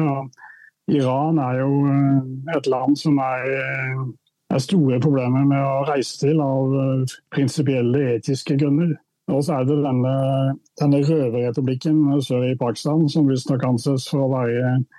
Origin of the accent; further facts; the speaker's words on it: Indre Agder, Norway; da jeg var barn, så vokste jeg opp i en reformistisk eh, luthersk prestefamilie i Indre Agder